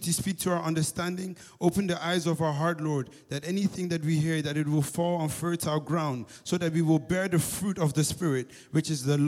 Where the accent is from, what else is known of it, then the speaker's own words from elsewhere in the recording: Amsterdam, North Holland, Netherlands; I'm from Amsterdam. So ik ben een Ajaxie